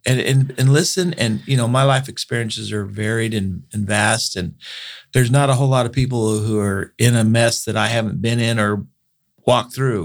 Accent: Bakersfield, California, United States; born and raised in Bakersfield

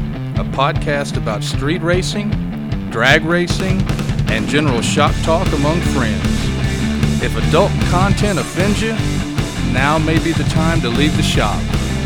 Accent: Texas, United States; I grew up in South Texas. I was born and raised here.

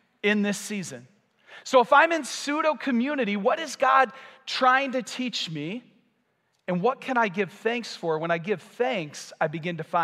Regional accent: United States; I'm American too

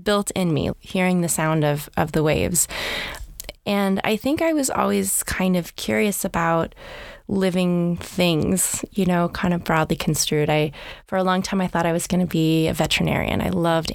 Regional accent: Half Moon Bay, California, United States; I feel so lucky to grow up in Half Moon Bay. It was a small town at the time

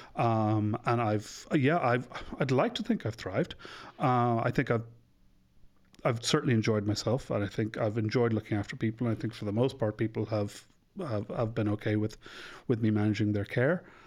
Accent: Dublin, Leinster, Ireland; I'm from Ireland. I'm from Dublin. My parents are from the West, but I was born and bred in Dublin.

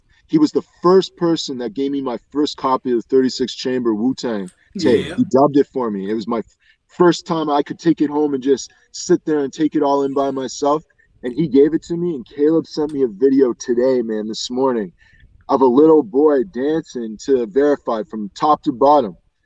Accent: Dartmouth, Nova Scotia, Canada; I'm from Dartmouth, Nova Scotia, man. I'm from small little tiny place

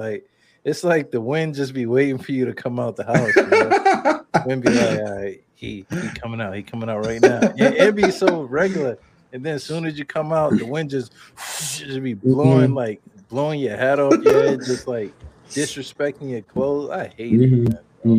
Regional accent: Brooklyn, New York, United States; now in Chicago, United States; I'm from Brooklyn, New York, man.

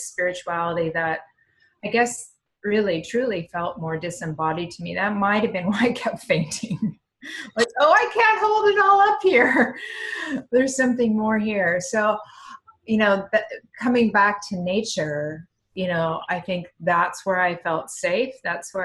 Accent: Eastern Oregon, United States; I grew up in Eastern Oregon

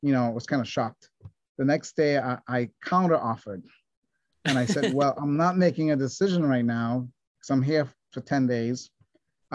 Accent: Trinidad & Tobago; I grew up in Trinidad, small island in the Caribbean

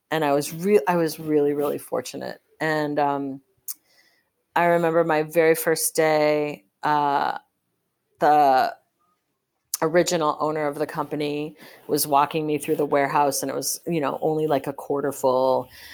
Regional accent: Park Ridge, Illinois, United States; my hometown district in, it's Park Ridge, Illinois.

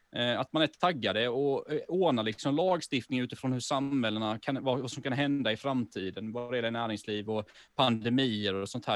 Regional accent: Sweden; now in Malmö, Sweden; jag bor ju i Malmö, men jag är ju från Småland från början

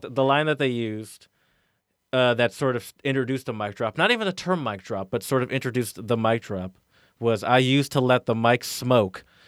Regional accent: the South, United States; I grew up in the South

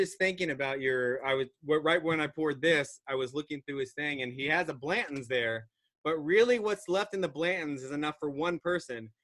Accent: Virginia Beach, Virginia, United States; now in Cincinnati, United States; I grew up in Virginia Beach

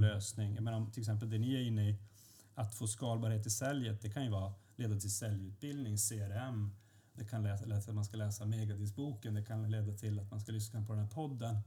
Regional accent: Luleå, Norrbotten County, Sweden; moved away as an adult; now in Stockholm, Sweden; jag är från Luleå och inte från Stockholm

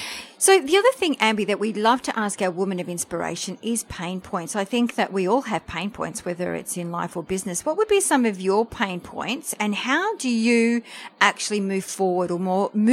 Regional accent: France; English is a second language; now in Australia; we came to Australia from France, so I'm French, and my parents worked really hard.

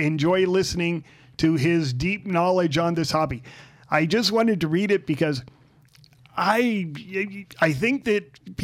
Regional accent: Southern California, United States; now in Las Vegas, United States; I grew up in Southern California, and now we live in Las Vegas

